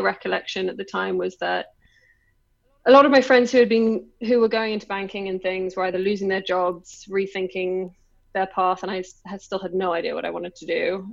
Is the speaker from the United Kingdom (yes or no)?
yes; London, United Kingdom; accent: English; moved away as an adult; now in China; I just grew up in London